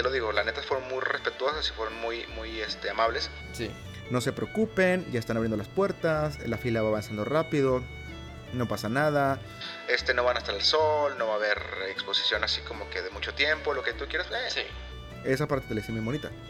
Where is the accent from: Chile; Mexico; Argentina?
Mexico; Coahuila; born there; yo nací en Coahuila, pero mi credencial viene de, otra entidad.